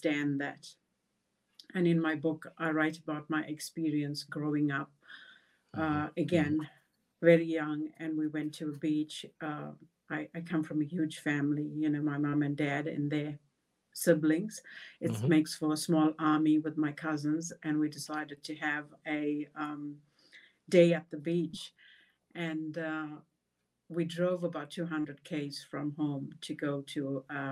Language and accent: English; South Africa; moved away as an adult; I was born sixth generation born in South Africa. My forefathers hailed from India, North India. I grew up in a segregated community.